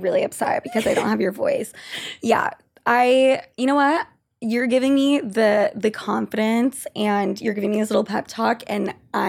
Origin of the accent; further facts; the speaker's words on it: Utah, United States; moved away; I'm from Utah.